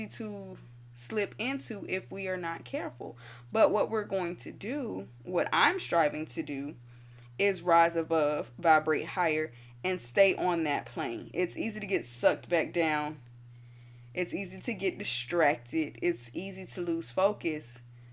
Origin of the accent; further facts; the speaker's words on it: Florida, United States; I'm from Florida